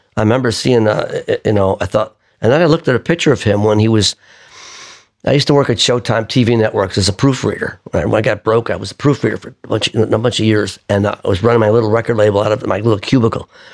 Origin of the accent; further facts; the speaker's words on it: Buffalo, New York, United States; moved away as an adult; now in New York, United States; I grew up in Buffalo